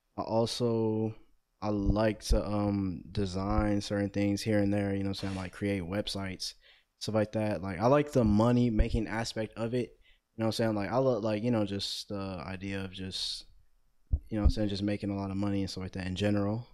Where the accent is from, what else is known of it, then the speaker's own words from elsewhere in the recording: Cleveland, Ohio, United States; I'm 18 years old, born and raised in Cleveland, Ohio